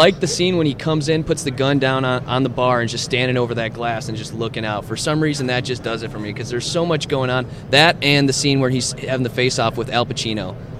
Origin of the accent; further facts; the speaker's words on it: Chicago, Illinois, United States; I'm from Chicago